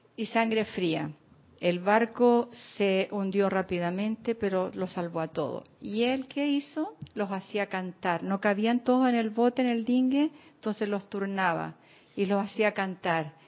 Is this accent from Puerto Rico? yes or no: no; Chile; moved away as an adult; now in Panama; cuando yo me vine de Chile